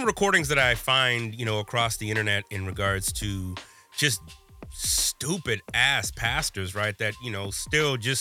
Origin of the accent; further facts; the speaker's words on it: Midwest, United States; here I am as a Midwesterner